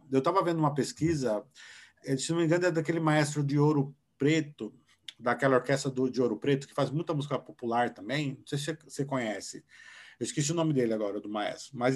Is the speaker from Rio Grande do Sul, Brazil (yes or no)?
no; São Paulo, Brazil; now in Mogi das Cruzes, Brazil; sou de São Paulo, mas eu moro é, atualmente em Mogi das Cruzes.